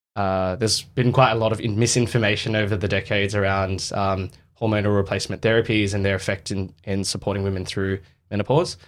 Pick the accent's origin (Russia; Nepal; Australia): Australia; the West, Western Australia; so in Australia, um, I grew up in the West